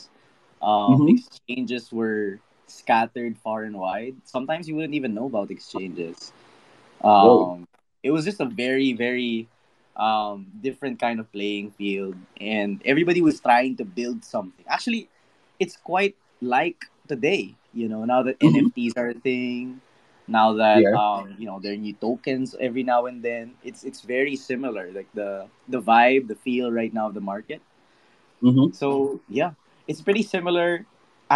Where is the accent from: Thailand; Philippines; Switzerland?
Philippines; I'm from the Philippines